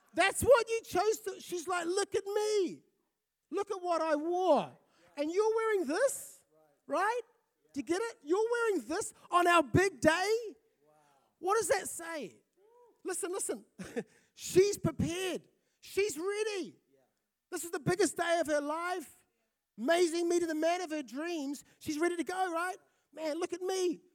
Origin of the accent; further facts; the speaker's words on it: Fiji; also born or lived in South Auckland, New Zealand; now in Napier, New Zealand; I grew up in Fiji.